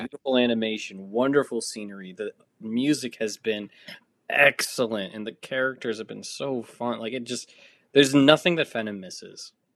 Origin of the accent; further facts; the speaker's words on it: Massachusetts, United States; I'm from Massachusetts